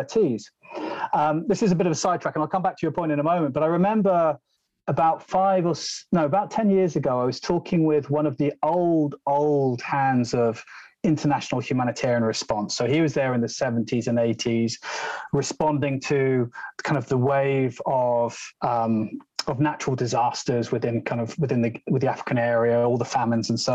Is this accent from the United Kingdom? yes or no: yes; London, United Kingdom; I'm a city boy. I'm from London